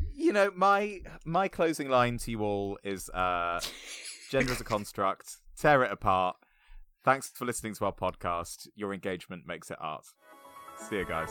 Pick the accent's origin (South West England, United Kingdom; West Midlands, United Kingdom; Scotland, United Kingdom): South West England, United Kingdom; Bournemouth; also born or lived in United States; I am from Bournemouth